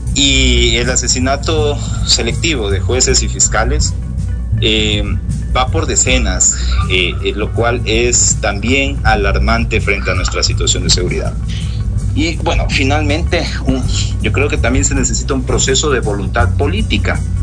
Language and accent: Spanish; Ecuador